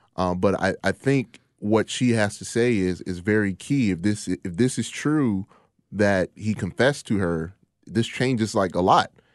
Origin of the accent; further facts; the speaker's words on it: United States; Me being an American black man